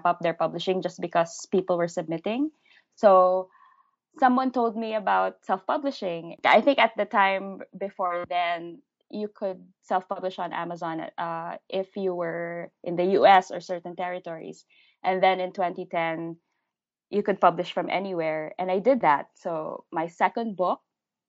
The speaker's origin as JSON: {"language": "English", "country": "Philippines", "first_language": "English", "said": "I'm a Filipino living in the Philippines"}